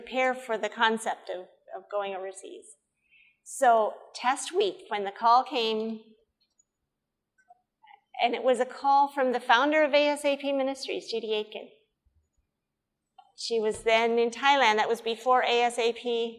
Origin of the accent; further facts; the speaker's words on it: Nebraska, United States; also born or lived in Wyoming; I was born in Wyoming, grew up in Nebraska